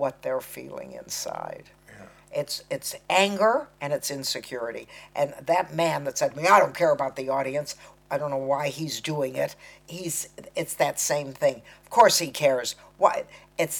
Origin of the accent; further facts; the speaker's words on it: United States; accent: American; I'm talking American